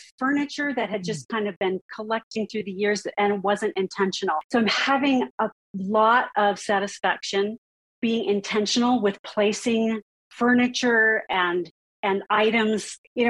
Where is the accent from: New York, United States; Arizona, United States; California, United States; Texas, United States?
California, United States; now in Utah, United States; I'm a Californian at heart, living in Utah.